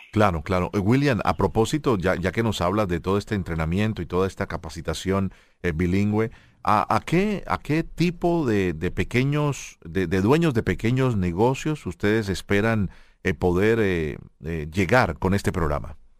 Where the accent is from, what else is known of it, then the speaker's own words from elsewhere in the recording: Colombia; yo como colombiano